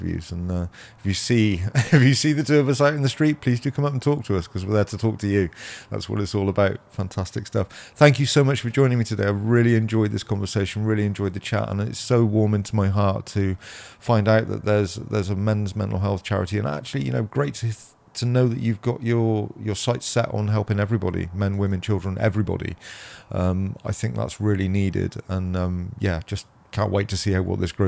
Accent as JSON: {"language": "English", "town": "Dursley", "region": "South West England", "country": "United Kingdom", "tie": "born or raised there", "said": "I grew up in Cammon, Dursley and Barclay, around that area"}